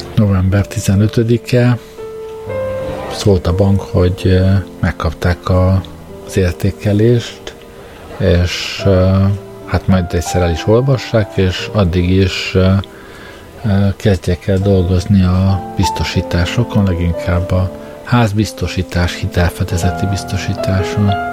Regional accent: Hungary; moved away; ha már egyszer magyarok vagyunk

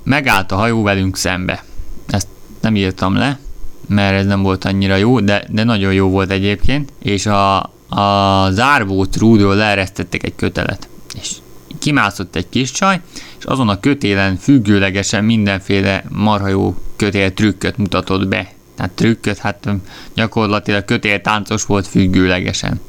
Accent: Hungary; én magyar vagyok

